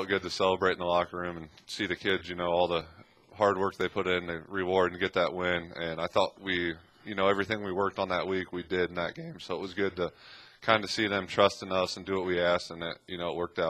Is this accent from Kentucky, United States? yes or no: no; New Haven, Indiana, United States; going to New Haven High School